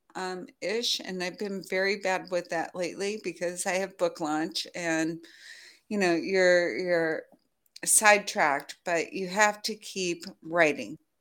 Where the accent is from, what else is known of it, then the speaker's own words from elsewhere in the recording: United States; now in France; as an American living in France